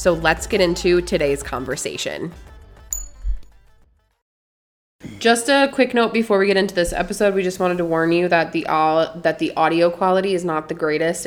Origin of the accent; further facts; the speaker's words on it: Wisconsin, United States; moved away; I was raised in Wisconsin